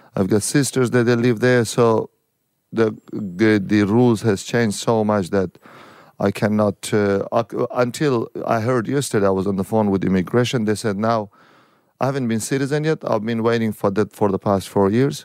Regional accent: Daikundi, Daykundi, Afghanistan; also born or lived in Pakistan; now in Brisbane, Australia; I came from Daikundi. Previously, it was Uruzgan province.

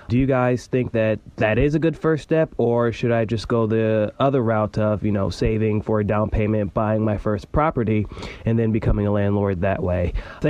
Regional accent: Cleveland, Ohio, United States; Hey, guys … from Cleveland, Ohio.

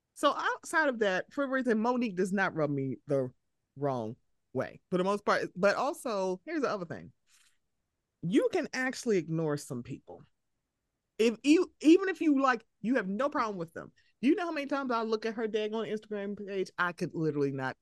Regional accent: Baltimore, Maryland, United States; I'm from Baltimore

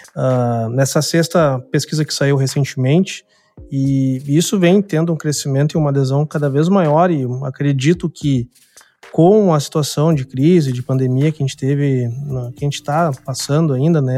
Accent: Porto Alegre, Rio Grande do Sul, Brazil; eu sou de Porto Alegre, né? Sou do extremo sul aqui do país

